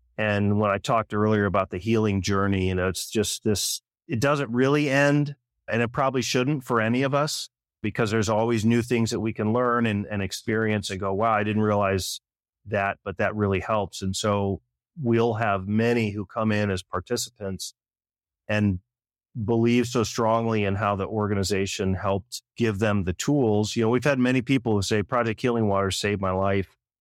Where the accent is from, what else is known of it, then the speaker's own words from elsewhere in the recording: Michigan, United States; now in Colorado, United States; I grew up in Michigan